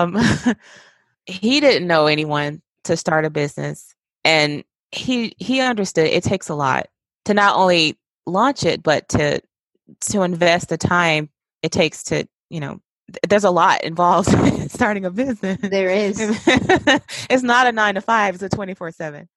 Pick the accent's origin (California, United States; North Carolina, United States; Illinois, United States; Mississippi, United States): Mississippi, United States; West Point; now in Georgia, United States; my hometown